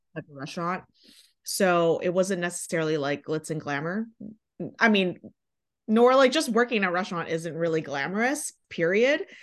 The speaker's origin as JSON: {"language": "English", "region": "Michigan", "country": "United States", "also_born_or_lived": "La Jolla, California", "moved": "as an adult", "lives_now": "Los Angeles, United States", "said": "I'm from Michigan"}